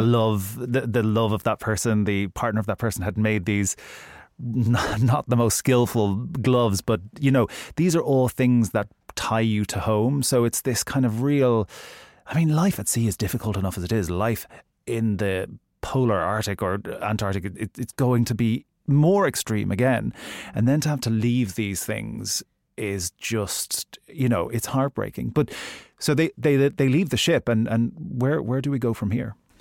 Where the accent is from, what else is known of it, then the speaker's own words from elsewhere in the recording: Ireland; I'm Irish